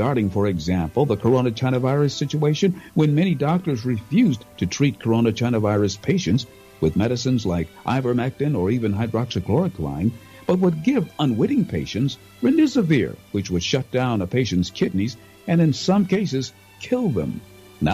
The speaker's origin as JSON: {"language": "English", "town": "Cleveland", "region": "Ohio", "country": "United States", "tie": "born or raised there", "said": "When I was just a little lad growing up in Cleveland"}